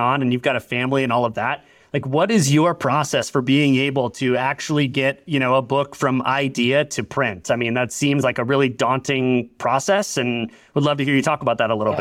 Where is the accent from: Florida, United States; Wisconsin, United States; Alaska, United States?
Florida, United States; Orlando; I grew up in Orlando, like, right in the shadow of Disney World